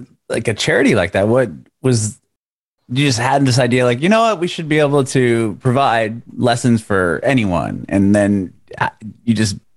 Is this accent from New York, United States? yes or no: no; Southern California, United States; moved away as an adult; now in Nashville, United States; I grew up in Southern California